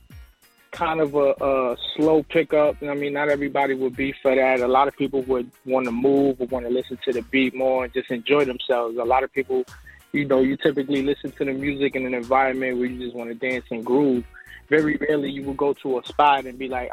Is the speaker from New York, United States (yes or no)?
yes; New York City, New York, United States; now in Atlanta, United States; Originally from New York, BX Borough